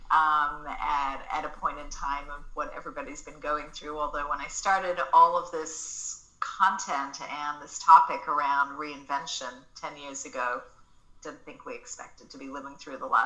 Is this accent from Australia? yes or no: yes; Australia; accent: Australian; now in Los Angeles, United States; So people have been telling me lately that my Australian accent has been coming back a bit. So that's fun. But I um, have been living here in LA for most of my life at this point